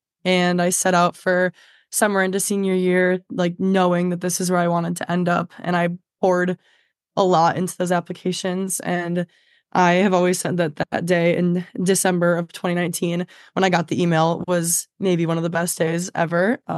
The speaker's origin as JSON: {"language": "English", "town": "Livonia", "region": "Michigan", "country": "United States", "tie": "born or raised there", "said": "I grew up in Livonia, Michigan, very close to Ann Arbor."}